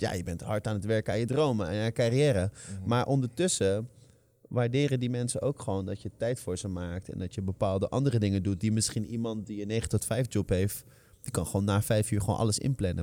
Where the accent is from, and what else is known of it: Netherlands; born or raised there